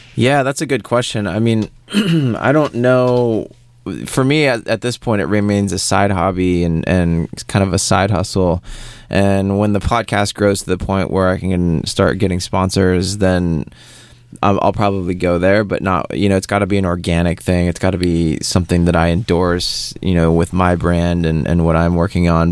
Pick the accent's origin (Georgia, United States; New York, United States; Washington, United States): Washington, United States; Seattle; moved away as an adult; also born or lived in Paris; originally, I'm I'm from Seattle. Mm-hmm. I grew up, born and raised there